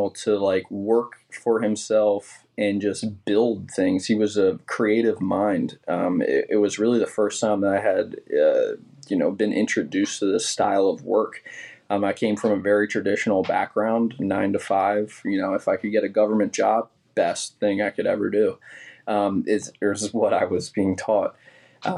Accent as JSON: {"language": "English", "town": "Williamsport", "region": "Maryland", "country": "United States", "tie": "born or raised there", "also_born_or_lived": "New York", "moved": "as an adult", "said": "I'm first-generation Marylander, first-generation Williamsport, but then born and bred in Williamsport"}